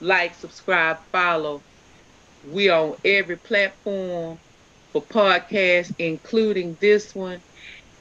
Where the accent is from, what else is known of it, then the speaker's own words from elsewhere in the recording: Houston, Texas, United States; I'm from Third Ward